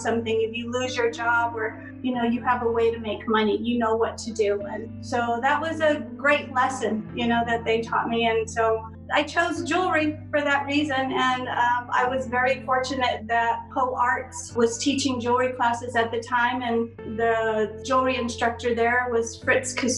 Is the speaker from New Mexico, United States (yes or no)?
yes; Santo Domingo Pueblo, New Mexico, United States; I grew up in Santo Domingo Pueblo.